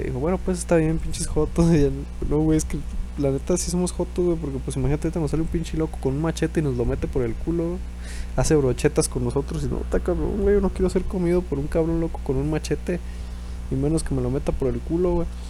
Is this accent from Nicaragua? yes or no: no; Mexico; Estamos en México